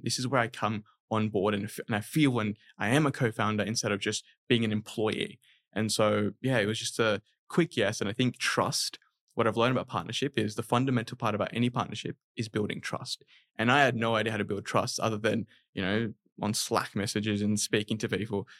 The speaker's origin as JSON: {"language": "English", "town": "Sydney", "region": "New South Wales", "country": "Australia", "tie": "born or raised there", "also_born_or_lived": "Dhaka, Bangladesh"}